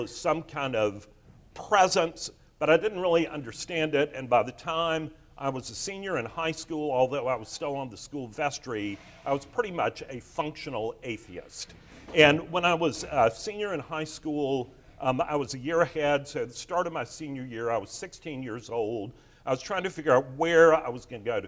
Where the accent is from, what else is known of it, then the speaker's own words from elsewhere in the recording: Charleston, South Carolina, United States; I grew up here in Charleston